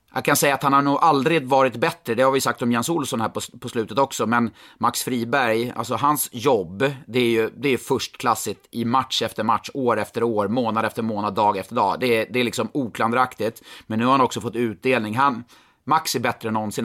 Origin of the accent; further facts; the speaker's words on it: Stockholm, Stockholm County, Sweden; jag är från Stockholm